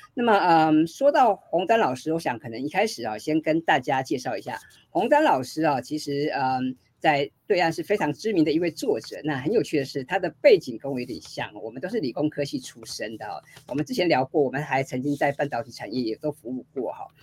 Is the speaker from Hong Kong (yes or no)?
no; Taiwan; 我们台湾这边